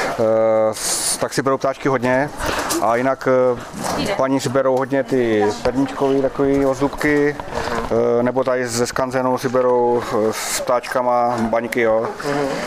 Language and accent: Czech; Horní Bradlo, Pardubice Region, Czechia; my jsme z Horního Bradla, eh, bohužel u nás už eh, výroba byla zrušená loni